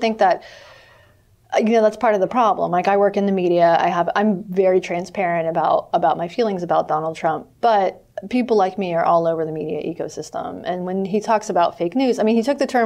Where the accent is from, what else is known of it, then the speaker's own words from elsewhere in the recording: North Carolina, United States; I'm from North Carolina